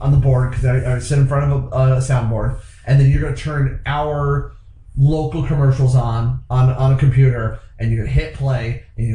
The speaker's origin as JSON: {"language": "English", "town": "Akron", "region": "Ohio", "country": "United States", "tie": "born or raised there", "moved": "yes", "lives_now": "Toledo, United States", "said": "I'm originally from Akron, Ohio. I currently reside in Toledo."}